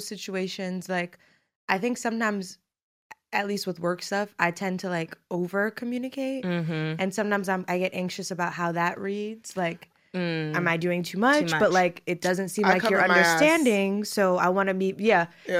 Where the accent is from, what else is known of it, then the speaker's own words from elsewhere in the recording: New York City, New York, United States; moved away as an adult; spending time in my hometown of Brooklyn, Flatbush specifically.